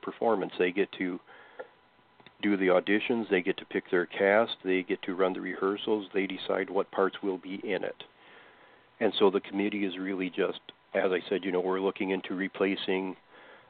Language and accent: English; Westbrook, Minnesota, United States; I'm from Westbrook personally